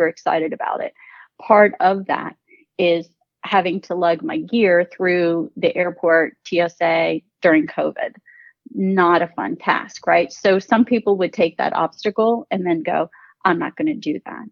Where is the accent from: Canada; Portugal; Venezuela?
Portugal; moved away; I was born in Portugal and I was raised by my grandmother